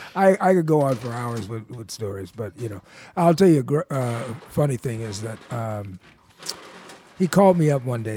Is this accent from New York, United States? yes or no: yes; Buffalo, New York, United States; moved away; I'm from Buffalo, New York